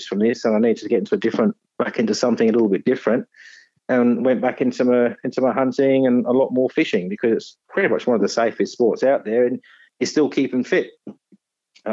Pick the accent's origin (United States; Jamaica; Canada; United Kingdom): United Kingdom; Nottinghamshire, East Midlands; moved away as an adult; now in Tasmania, Australia; I was born in Robin Hood country in Nottinghamshire back in 1969